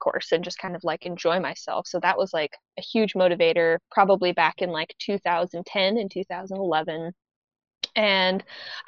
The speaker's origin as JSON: {"language": "English", "town": "Spokane", "region": "Washington", "country": "United States", "said": "I come from Spokane, Washington in the Northwest"}